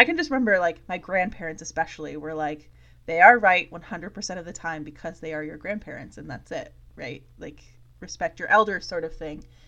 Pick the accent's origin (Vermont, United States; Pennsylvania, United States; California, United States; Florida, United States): Vermont, United States; my husband and I both chose to come back to Vermont